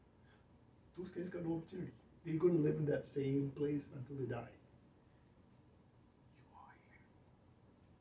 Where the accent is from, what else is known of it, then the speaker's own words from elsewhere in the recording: Kuala Lumpur, Malaysia; English is a second language; now in United States; I come from Kuala Lumpur